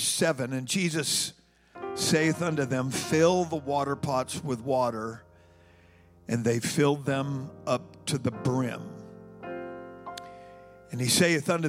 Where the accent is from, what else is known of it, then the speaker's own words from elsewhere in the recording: California, United States; moved away as an adult; I was born and raised in California, and my first winter here